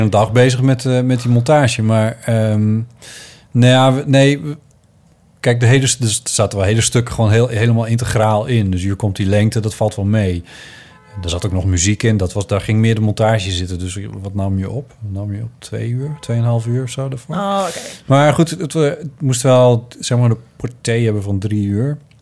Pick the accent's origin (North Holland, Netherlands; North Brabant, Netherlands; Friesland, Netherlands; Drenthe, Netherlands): Friesland, Netherlands; moved away; mijn jeugd in Friesland